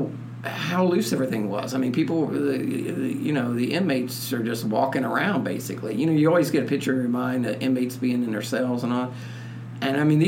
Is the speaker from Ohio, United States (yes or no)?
yes; Portsmouth, Ohio, United States; Right outside my hometown of Portsmouth